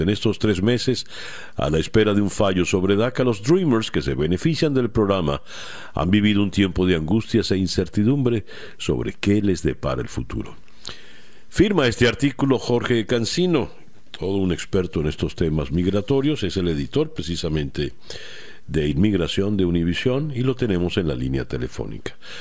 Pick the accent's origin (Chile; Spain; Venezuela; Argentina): Venezuela; now in Miami, United States; a mí como venezolano